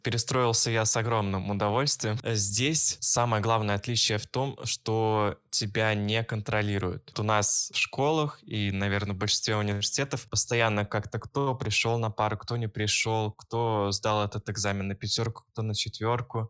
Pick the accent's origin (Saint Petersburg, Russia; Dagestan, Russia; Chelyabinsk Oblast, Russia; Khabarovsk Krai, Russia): Saint Petersburg, Russia; moved away as an adult; now in Kuopio, Finland; Я родом из Санкт-Петербурга